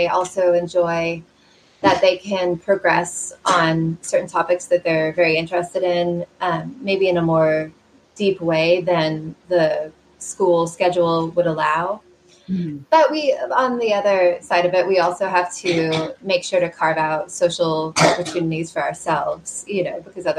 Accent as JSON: {"language": "English", "town": "Kansas City", "country": "United States", "tie": "born or raised there", "said": "I'm from the Kansas City area. I grew up in suburban Kansas City"}